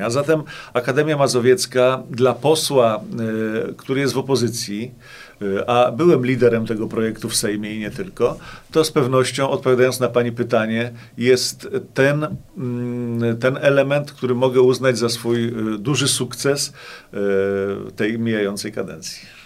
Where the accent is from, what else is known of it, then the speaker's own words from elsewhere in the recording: Płock, Masovian Voivodeship, Poland; Ja jestem płoczaninem. Urodziłem się i wychowałem w Płocku